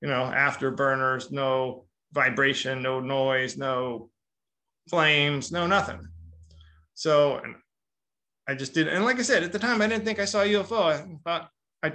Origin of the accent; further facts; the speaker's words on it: Long Beach, California, United States; I'm from Long Beach, where there's anytime you look up, there's like three helicopters